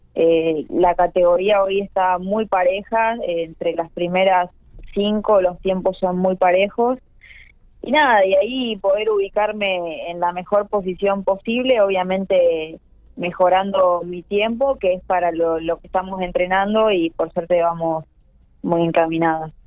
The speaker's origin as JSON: {"language": "Spanish", "country": "Argentina", "said": "que somos de Argentina"}